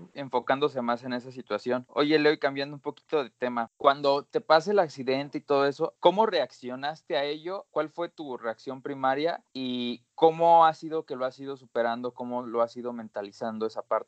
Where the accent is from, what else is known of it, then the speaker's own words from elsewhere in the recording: Acámbaro, Guanajuato, Mexico; moved away as an adult; De ahí somos aquí los tres.